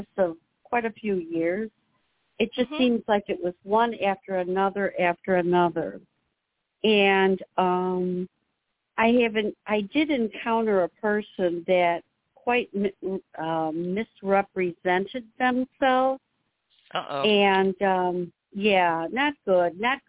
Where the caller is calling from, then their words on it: Illinois, United States; I'm from Illinois.